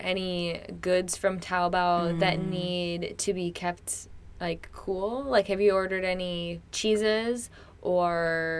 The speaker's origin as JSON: {"language": "English", "region": "Wisconsin", "country": "United States", "moved": "yes", "lives_now": "Shenzhen, China", "said": "I'm from Wisconsin"}